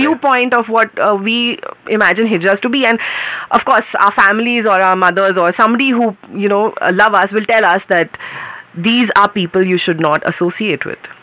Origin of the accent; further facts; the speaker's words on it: Mumbai, Maharashtra, India; moved away as an adult; also born or lived in Bangalore; I'm from Bombay